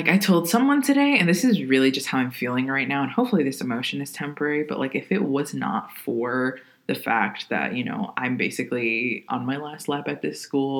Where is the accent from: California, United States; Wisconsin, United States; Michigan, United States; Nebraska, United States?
Wisconsin, United States; Kenosha; I'm from Kenosha, Wisconsin.